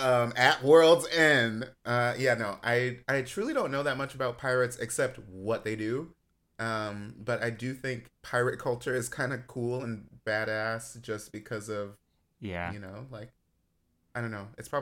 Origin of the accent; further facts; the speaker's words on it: Baton Rouge, Louisiana, United States; born there; I love the South. I was born in Baton Rouge.